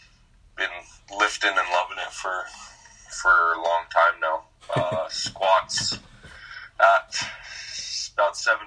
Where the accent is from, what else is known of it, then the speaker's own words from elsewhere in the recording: Calgary, Alberta, Canada; I grew up in Calgary